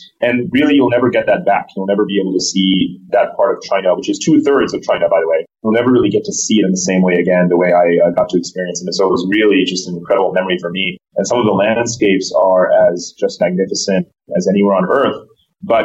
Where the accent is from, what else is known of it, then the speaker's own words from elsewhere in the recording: India; born there; You know, I was born in India.